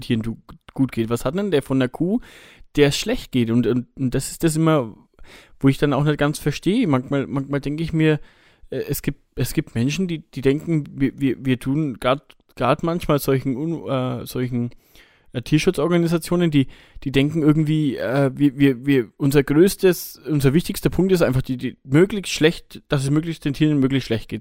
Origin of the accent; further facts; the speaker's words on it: Bavaria, Germany; bei uns in Bayern